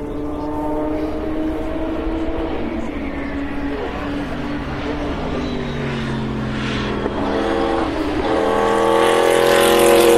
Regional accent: Welsh, Wales, United Kingdom; I'm Welsh

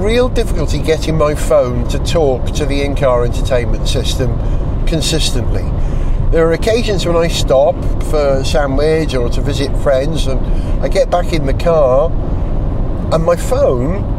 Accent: Holywell, Wales, United Kingdom; moved away; I just went to Holywell, my hometown where I grew up as a child

